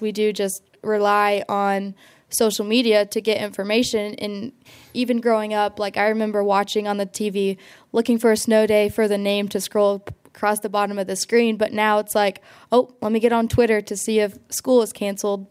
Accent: Seymour, Indiana, United States; I'm from Seymour, Indiana, so hometown of John Mellencamp

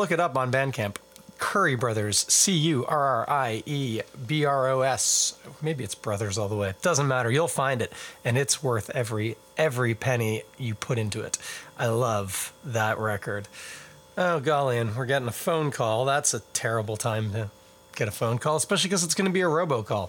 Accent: Toronto, Ontario, Canada; I am born and bred right here in Ontario, in Scarborough is where I was born. Now live in Toronto

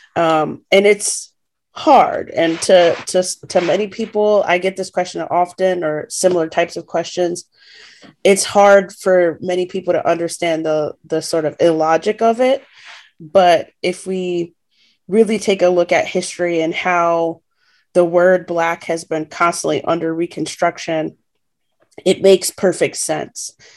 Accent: United States; as an American

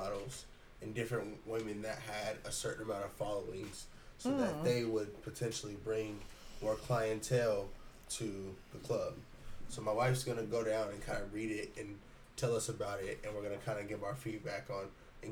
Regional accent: Portland, Oregon, United States; I'm from Portland

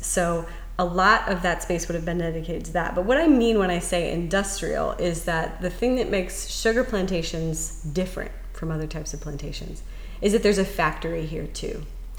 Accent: North Carolina, United States; also born or lived in South Louisiana; now in Louisiana, United States; I come from North Carolina, and you hear the same thing there.

